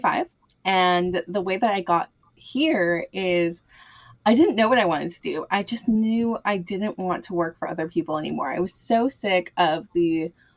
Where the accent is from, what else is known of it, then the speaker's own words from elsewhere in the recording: Southern California, United States; I am from Southern California.